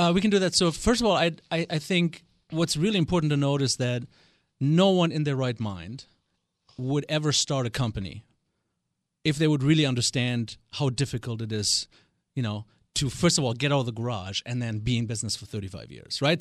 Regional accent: Germany; accent: German; English is a second language; moved away as an adult; now in United States; born and raised in West Germany, uh, I am not a native of this great state, although I've been here for twenty-two years.

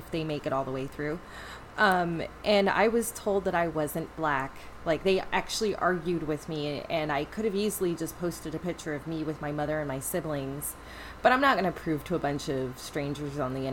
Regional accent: Northern California, United States; I'm from Northern California

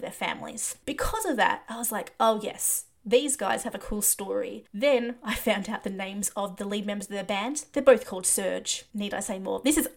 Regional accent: Australia; as an Australian

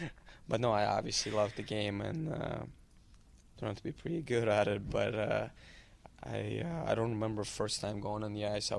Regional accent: Milwaukee, Wisconsin, United States; born there; also born or lived in Germany / Switzerland / Italy / Moscow, Russia; I was born in Milwaukee, lived in Germany, Switzerland, Italy, then 10 years in Moscow, then played in minor midget in Chicago, and then in Canada

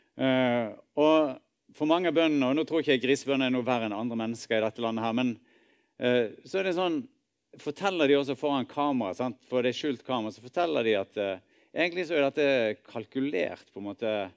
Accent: Norway; vi er nordmenn og bor i dette landet

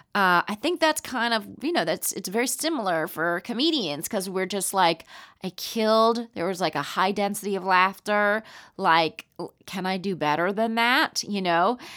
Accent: Palm Springs, California, United States; also born or lived in Roanoke, Virginia; I grew up in Palm Springs, California

